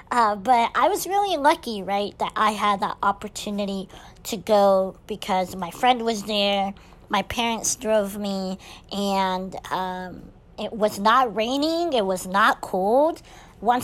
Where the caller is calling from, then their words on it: Azle, Texas, United States; I'm recording from Azle, Texas, which is by Fort Worth.